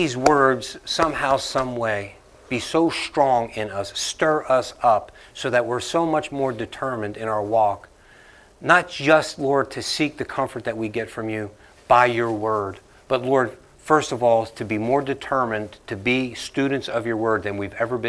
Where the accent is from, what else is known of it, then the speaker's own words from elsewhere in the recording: Northeast, United States; I mean, when I came down here and I'm from the Northeast and I'm talking to people, they're looking at me like I'm speaking a different language.